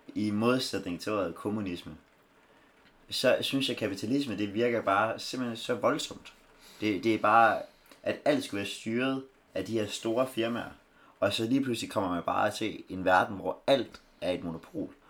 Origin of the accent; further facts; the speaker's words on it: Denmark; vi er danskere